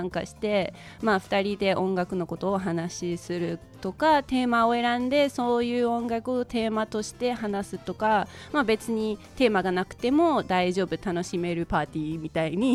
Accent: United Kingdom; Japanese is a second language; now in Japan; いやもう結構あのまあ今イギリスから来ましたって言いましたが実はイギリスから来たのがもう8年前で

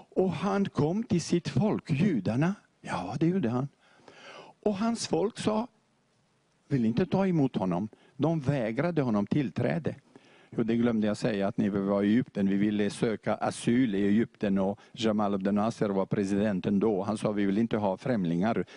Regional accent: Beirut, Beirut Governorate, Lebanon; also born or lived in Montenegro; jag växte upp nu i Beirut med moskén på vänstra sidan

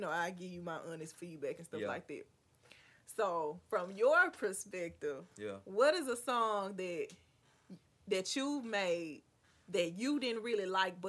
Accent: Clarksdale, Mississippi, United States; we're from Clarksdale, Mississippi.

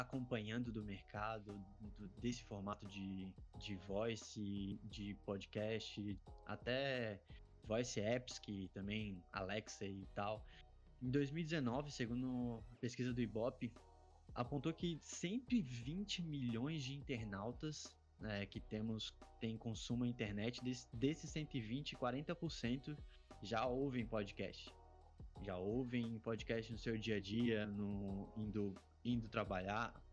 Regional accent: Florianópolis, Santa Catarina, Brazil; Sou manezinho de Florianópolis

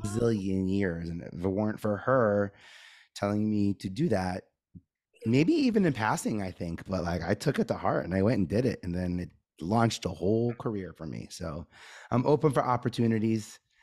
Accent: New York City, New York, United States; I grew up in Staten Island

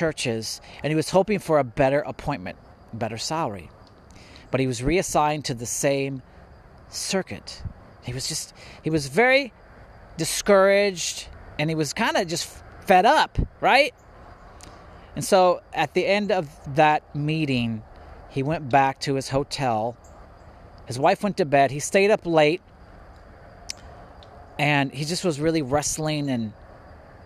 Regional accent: Indiana, United States; also born or lived in California; I was born in California, but I grew up in Indiana. So I consider myself an Indiana boy

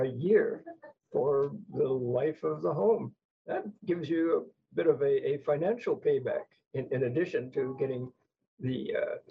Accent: Hawaii, United States; As a fair-skinned person who was born and raised in Hawaii

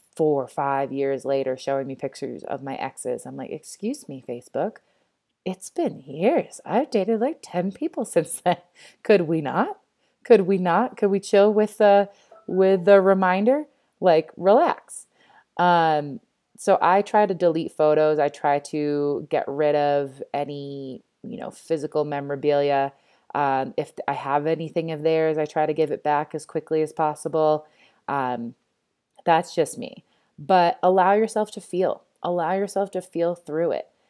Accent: East Coast, United States; moved away as an adult; now in Denver, United States; I grew up on the East Coast.

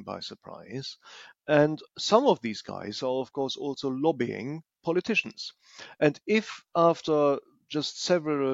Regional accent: Germany; I am from Germany

